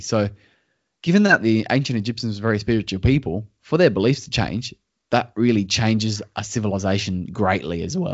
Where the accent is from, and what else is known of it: Australia